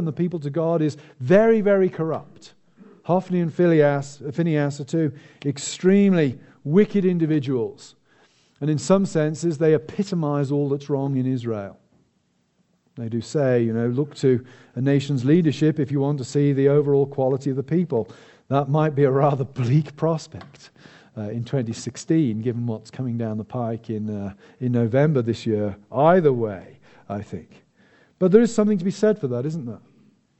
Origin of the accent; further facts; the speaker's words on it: United Kingdom; me as a British citizen